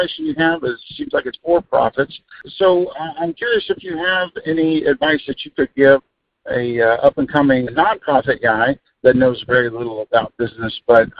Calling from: Virginia Beach, Virginia, United States; I'm calling you from Virginia Beach, Virginia.

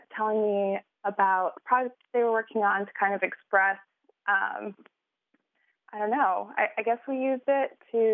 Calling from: Jackson, Mississippi, United States; also born or lived in northern Japan; I'm calling from Jackson, Mississippi.

